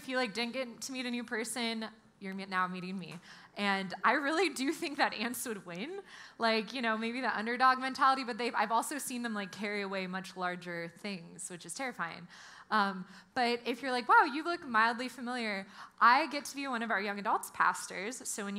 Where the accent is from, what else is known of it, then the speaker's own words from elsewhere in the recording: New Jersey, United States; also born or lived in California; Like, I'm from New Jersey. I lived out here most of my life. I like cheered for the USC Trojans.